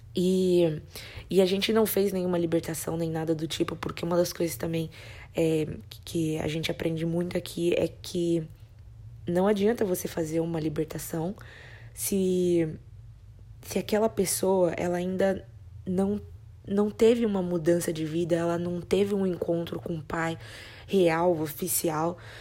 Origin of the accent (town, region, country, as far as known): Brazil; moved away